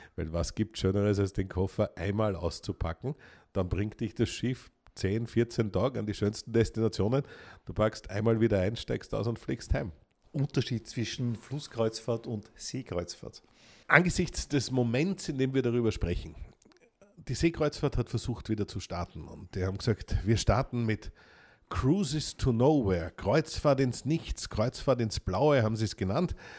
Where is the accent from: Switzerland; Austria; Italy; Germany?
Austria; ich bin ja echter Österreicher